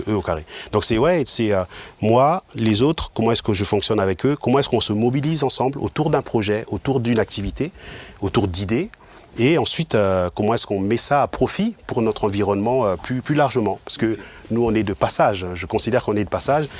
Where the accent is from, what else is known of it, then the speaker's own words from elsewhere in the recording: Mulhouse, Grand Est, France; moved away as an adult; now in Obernai, France; je suis originaire de Mulhouse